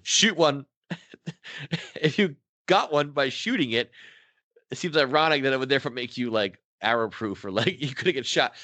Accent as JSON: {"language": "English", "region": "Pennsylvania", "country": "United States", "tie": "born or raised there", "also_born_or_lived": "Philadelphia", "said": "growing up in Pennsylvania, part of growing up working class"}